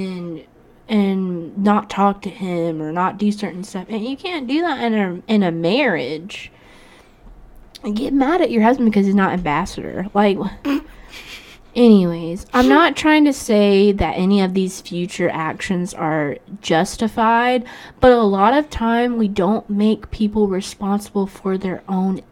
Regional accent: Fort Walton Beach, Florida, United States; I'm from Fort Walton

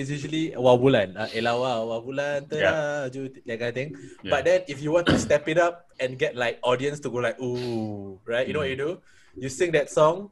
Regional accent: Singapore

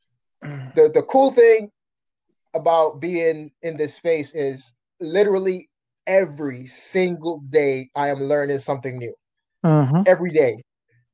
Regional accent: New York City, New York, United States; also born or lived in Jamaica; I was born in Jamaica, but I was raised here in Brooklyn, New York

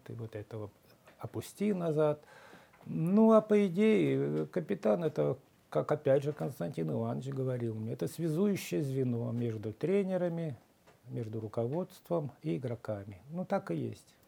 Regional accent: Krasnoyarsk, Krasnoyarsk Krai, Russia; moved away as an adult; я из Красноярска, я Сибирь

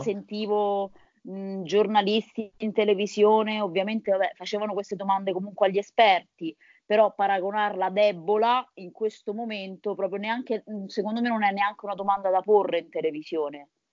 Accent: Viterbo, Lazio, Italy; sono di Viterbo

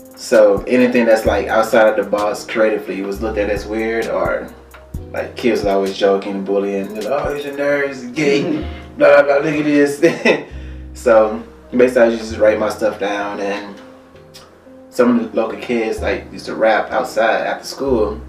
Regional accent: Alabama, United States; moved away as an adult; now in Cleveland, United States; As you can tell by the accent, I'm not originally from Cleveland. I'm from Alabama.

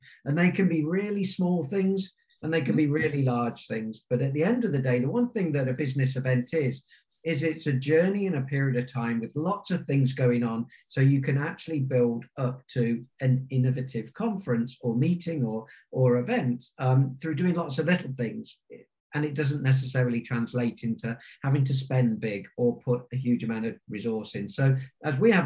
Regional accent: Warwickshire, rural England, West Midlands, United Kingdom; since I was around 13 years of age in my grandparents' village pub in the centre of Warwickshire in rural England

